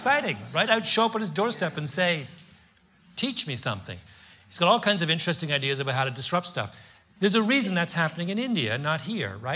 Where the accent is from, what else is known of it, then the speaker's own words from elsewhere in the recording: Canada; moved away as an adult; also born or lived in Washington, D.C.; I grew up in Canada